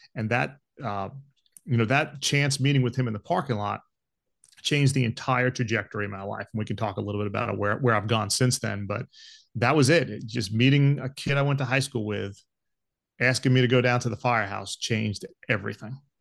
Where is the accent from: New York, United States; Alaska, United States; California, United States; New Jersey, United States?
New York, United States; Long Island; moved away as an adult; also born or lived in Georgia; I grew up on Long Island